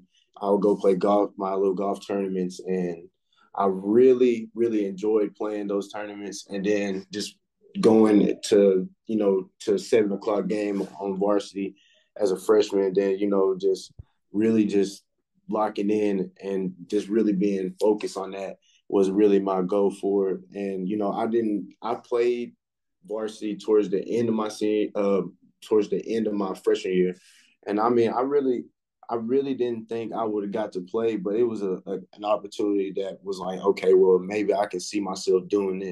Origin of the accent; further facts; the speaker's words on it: Henderson, Texas, United States; I'm from Henderson, Texas, you know, East Texas.